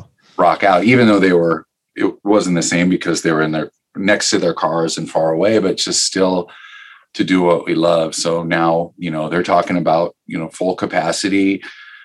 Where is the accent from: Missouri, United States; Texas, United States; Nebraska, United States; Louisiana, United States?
Nebraska, United States; Omaha; growing up in Omaha